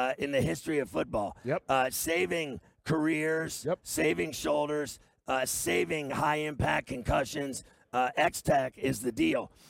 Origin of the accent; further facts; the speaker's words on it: Pittsburgh, Pennsylvania, United States; I grew up in Pittsburgh.